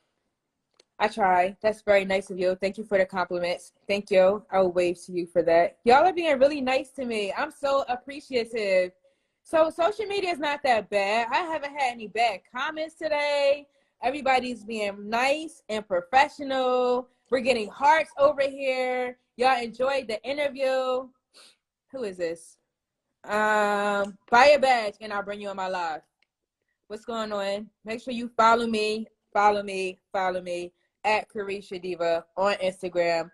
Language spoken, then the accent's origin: English; Philadelphia, Pennsylvania, United States; now in Atlanta, United States; I'm from Philly.